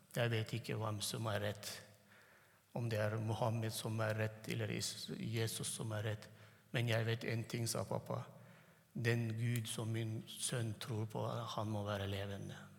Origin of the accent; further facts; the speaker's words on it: Turkmenistan; first language Turkmen; Norwegian is a second language; moved away; jeg tenker på turkmensk, og så snakker norsk